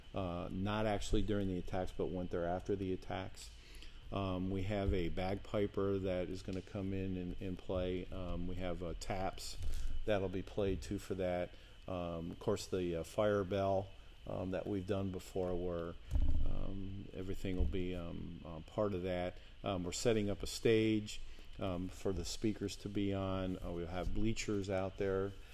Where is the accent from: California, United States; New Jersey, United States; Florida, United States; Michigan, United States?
New Jersey, United States; outside New York City; moved away; I grew up outside of New York City in New Jersey